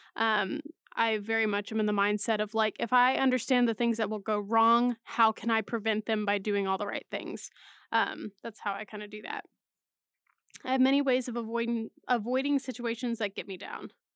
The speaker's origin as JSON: {"language": "English", "region": "Texas", "country": "United States", "tie": "born or raised there", "moved": "as an adult", "lives_now": "Oklahoma, United States", "said": "Texas, of course, living there for th, m, m, basically my whole life"}